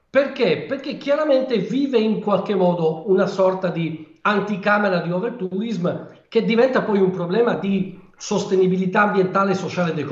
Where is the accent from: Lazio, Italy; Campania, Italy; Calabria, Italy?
Calabria, Italy; also born or lived in Ancona; sono, nato ad Ancona, ma sono calabrese doc.